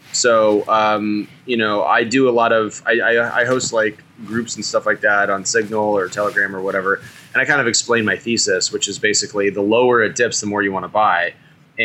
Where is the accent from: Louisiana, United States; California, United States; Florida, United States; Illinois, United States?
California, United States; also born or lived in Texas; As a Californian